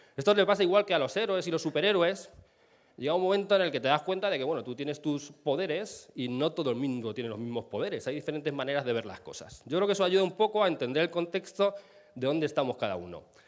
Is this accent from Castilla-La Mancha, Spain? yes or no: yes; Castilla-La Mancha, Spain; now in Madrid, Spain; vivo en Madrid, soy manchego